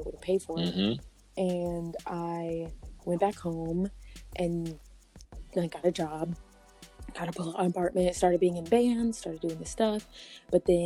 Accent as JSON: {"language": "English", "town": "Omaha", "region": "Nebraska", "country": "United States", "tie": "born or raised there", "also_born_or_lived": "Colorado", "moved": "yes"}